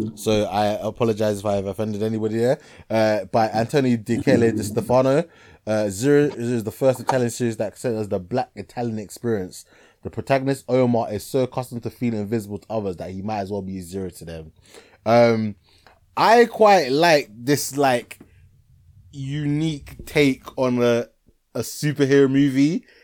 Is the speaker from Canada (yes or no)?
no; Ghana; I'm Ghanaian